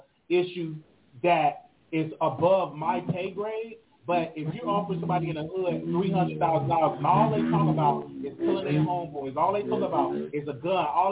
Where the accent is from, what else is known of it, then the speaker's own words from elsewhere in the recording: Chicago, Illinois, United States; I was raised in Chicago in the hood.